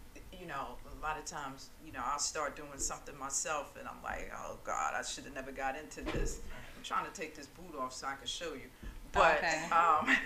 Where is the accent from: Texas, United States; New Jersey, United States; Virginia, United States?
New Jersey, United States; Jersey City; now in Rahway, United States; But I grew up in Jersey City. Most of my friends and family are in Jersey City.